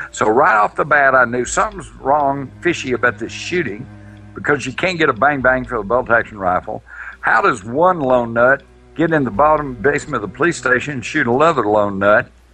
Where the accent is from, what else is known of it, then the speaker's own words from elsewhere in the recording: Texas, United States; I was of the Texas redneck mentality at that time.